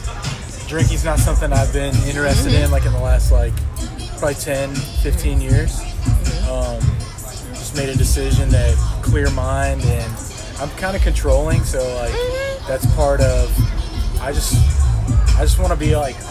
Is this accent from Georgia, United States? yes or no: no; Chicago, Illinois, United States; moved away; I grew up in Chicago in the Jordan era.